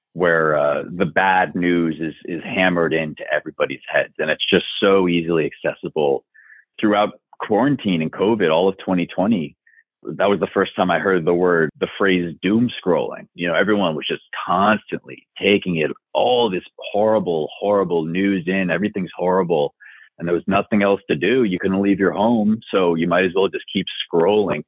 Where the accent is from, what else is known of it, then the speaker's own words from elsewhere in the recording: Long Island, New York, United States; Growing up on Long Island